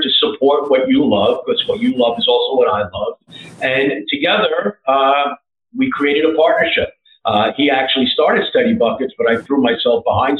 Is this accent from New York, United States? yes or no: yes; New York City, New York, United States; I grew up in Greenwich Village playing basketball. I played at Stuyvesant High School and on the streets of downtown Manhattan